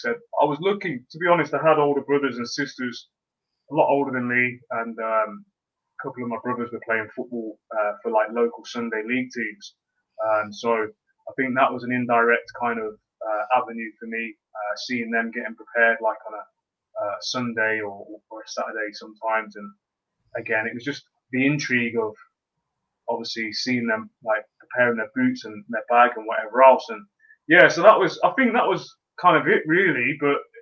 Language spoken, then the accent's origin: English; Leamington Spa, West Midlands, United Kingdom; I was born in Leamington, and the area, even the street, so to speak, that I was born on or grew up